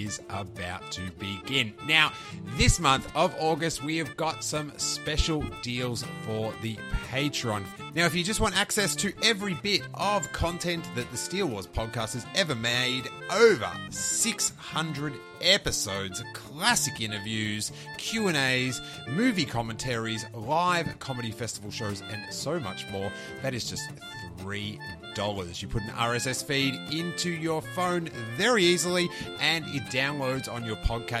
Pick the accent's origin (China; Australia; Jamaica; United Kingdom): Australia; now in United States; growing up in Australia